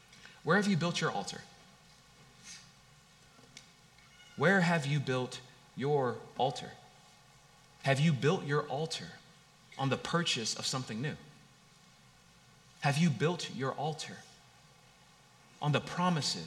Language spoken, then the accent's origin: English; Long Beach, California, United States; I grew up in Long Beach, California